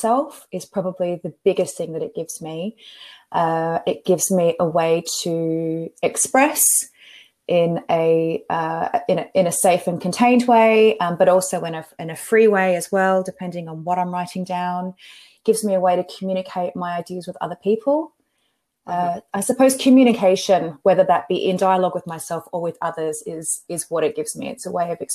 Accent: Western Australia, Australia; also born or lived in Victoria, Australia; I grew up in Western Australia, but I was originally from the East Coast in Victoria

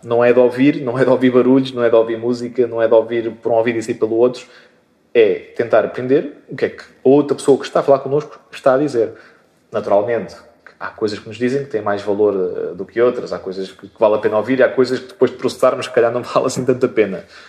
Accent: Moita, Setúbal, Portugal; sou, sou português e, e moitense. Moitense, chamada moita do Ribatejo, mas que, na verdade fica na, na Extremadura, ehm, na, agora conhecida margem sul da, da Grande Lisboa

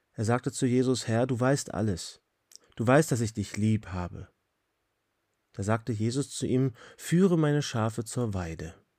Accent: Switzerland; Hier bei uns in der Schweiz

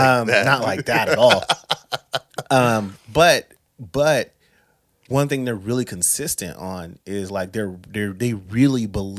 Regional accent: Florida, United States; I'm an island boy because my parents are really from Cuba. I know I'm from Florida. We understand that it's a peninsula.

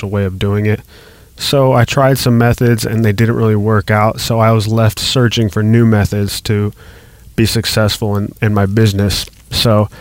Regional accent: Las Vegas, Nevada, United States; I grew up in Las Vegas

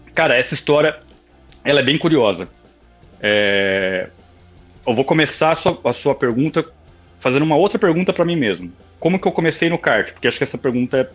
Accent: Vinhedo, São Paulo, Brazil; also born or lived in Campinas; nasci, nasci, em São Paulo, mas em 97 eu mudei para Vinhedo

